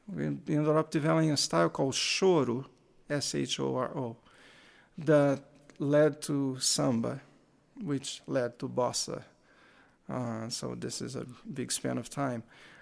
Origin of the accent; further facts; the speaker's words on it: Rio de Janeiro, Brazil; I am from Rio de Janeiro myself.